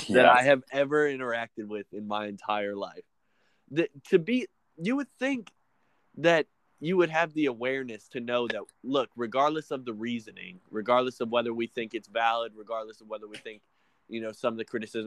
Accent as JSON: {"language": "English", "region": "the South", "country": "United States", "said": "we're from the South"}